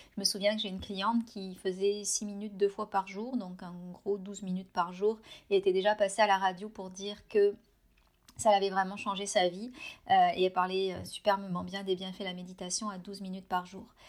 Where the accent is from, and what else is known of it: France; moved away as an adult; now in Canada